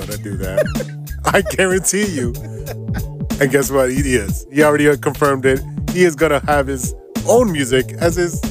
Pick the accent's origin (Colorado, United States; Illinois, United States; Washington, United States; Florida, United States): Illinois, United States; Chicago; So we grew up around the Wicker Park, Ukrainian Village, Westtown area. And that was most of you, our childhood right there.